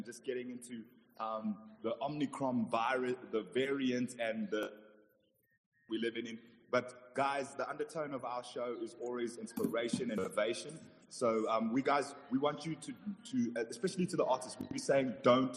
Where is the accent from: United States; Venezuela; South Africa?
South Africa; also born or lived in Zambia; I'm South African. My heart is South African. My blood is South African.